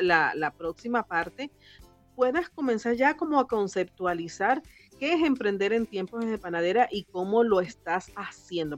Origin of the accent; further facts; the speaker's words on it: Valencia, Carabobo, Venezuela; now in Santiago, Chile; yo soy de Valencia